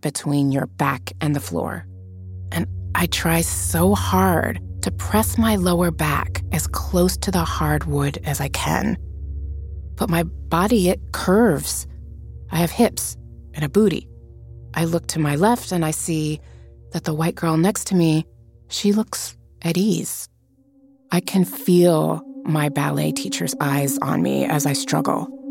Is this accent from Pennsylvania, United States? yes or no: no; Las Vegas, Nevada, United States; moved away as an adult; also born or lived in Cuba; growing up in Las Vegas when I'm 11, studying ballet